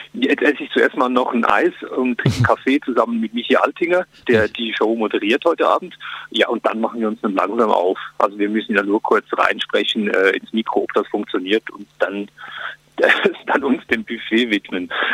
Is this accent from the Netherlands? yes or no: no; Switzerland; now in Germany; das Leben als Schweizer in Deutschland